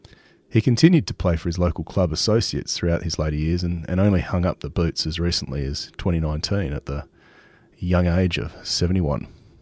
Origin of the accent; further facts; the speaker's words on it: Western Australia, Australia; I grew up in Western Australia